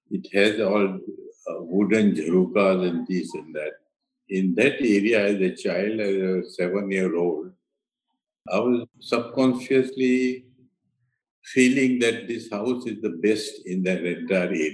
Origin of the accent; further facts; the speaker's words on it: Ahmedabad, Gujarat, India; moved away; also born or lived in Delhi / Mumbai; I was born in Ahmedabad, it is in Gujarat, which is mm. historic